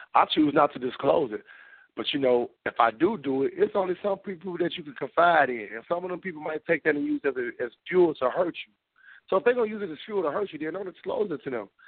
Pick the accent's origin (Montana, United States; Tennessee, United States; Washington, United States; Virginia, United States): Tennessee, United States; Memphis; also born or lived in outside Chicago, Illinois; now in Chicago area, United States; I know where I'm from. I'm from Memphis, Tennessee. I just so happen to live outside of Chicago